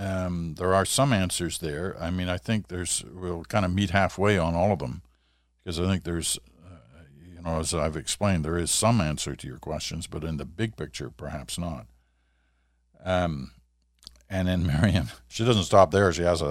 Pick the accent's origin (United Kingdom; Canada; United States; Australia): Canada; Montreal, Quebec; Growing up in Montreal in eastern Ontario, my sister and I learned to never complain about the winter cold or snow